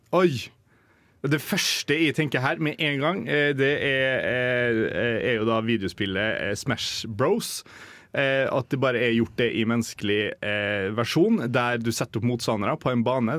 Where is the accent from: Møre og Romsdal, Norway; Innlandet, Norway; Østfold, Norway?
Møre og Romsdal, Norway; Molde; now in Trondheim, Norway; hjemme i Molde